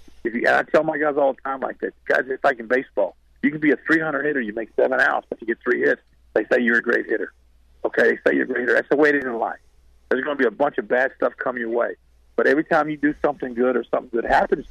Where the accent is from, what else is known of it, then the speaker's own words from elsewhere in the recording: Apopka, Florida, United States; I'm from Apopka